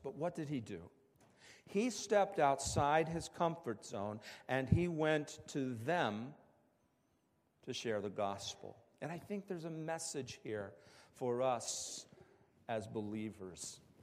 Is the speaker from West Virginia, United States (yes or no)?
yes; West Virginia, United States; moved away; I grew up in the Bible Belt in West Virginia